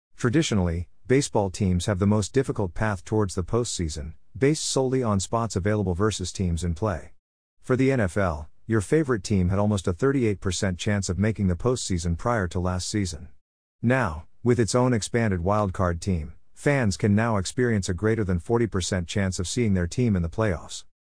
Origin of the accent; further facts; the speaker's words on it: United States